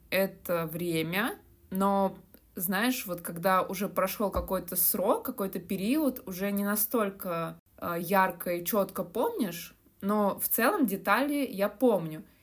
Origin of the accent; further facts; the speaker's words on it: Moscow, Russia; also born or lived in Saint Petersburg, Russia; Я родилась в Москве и большую часть жизни прожила в этом городе